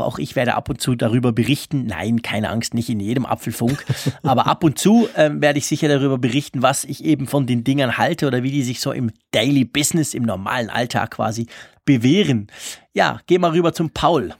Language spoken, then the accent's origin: German; Switzerland; ich bin ja Schweizer, ich kann auch kein Deutsch